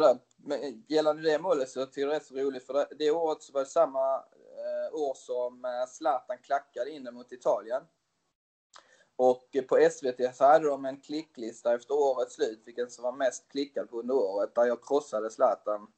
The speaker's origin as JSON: {"language": "Swedish", "town": "Tyringe", "region": "Skåne", "country": "Sweden", "tie": "born or raised there", "also_born_or_lived": "Switzerland", "said": "jag är uppväxt i Tyringe som är en liten ort utanför uh, Hässleholm"}